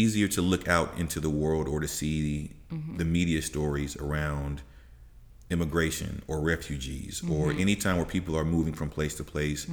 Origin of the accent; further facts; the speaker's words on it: United States; as an American citizen